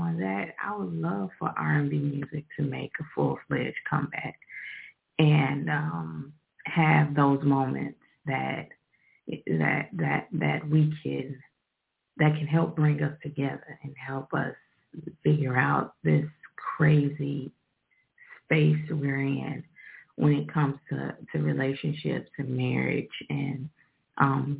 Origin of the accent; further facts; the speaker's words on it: Chicago, Illinois, United States; I'm from Chicago